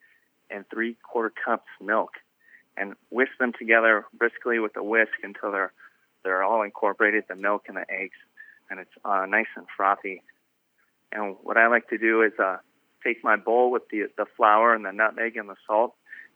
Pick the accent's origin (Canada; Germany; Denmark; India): Germany; also born or lived in Midwest / California; now in United States; I grew up in Germany. My parents were in the Army. So even though I've lived in the Midwest for a while, been get my chops wet cooking in California for about 10 years.